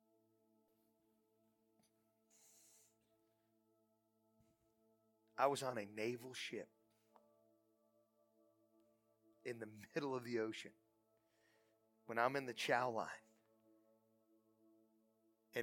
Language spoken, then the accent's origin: English; United States; I'm from Portage County